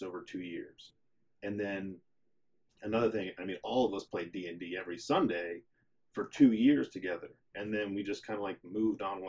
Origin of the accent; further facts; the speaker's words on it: Connecticut, United States; moved away; also born or lived in North Carolina / Boone, North Carolina; I'm from Connecticut. I'm an Italian, and I grew up, you know, with my dad as a truck driver.